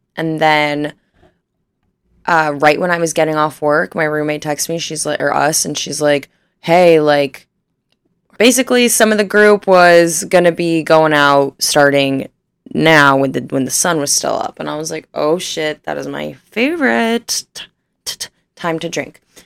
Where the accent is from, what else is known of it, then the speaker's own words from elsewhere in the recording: Northern Ohio, United States; I was born and raised in Northern Ohio.